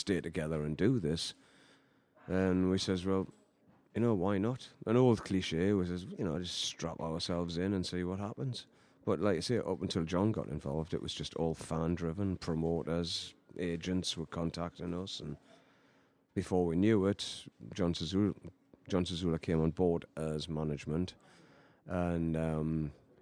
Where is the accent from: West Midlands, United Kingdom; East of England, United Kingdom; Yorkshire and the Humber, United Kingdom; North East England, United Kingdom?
North East England, United Kingdom; Newcastle upon Tyne; moved away as an adult; Newcastle, my hometown